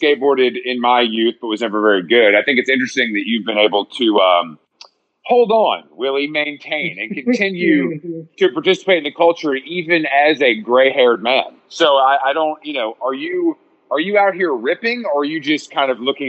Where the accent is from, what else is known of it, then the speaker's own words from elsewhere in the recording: San Francisco, California, United States; Well, I feel like growing up in San Francisco too, it's like people are fucking good.